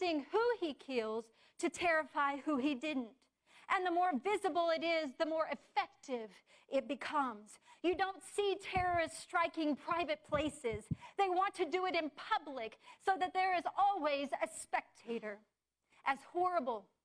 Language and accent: English; United States; I'm an American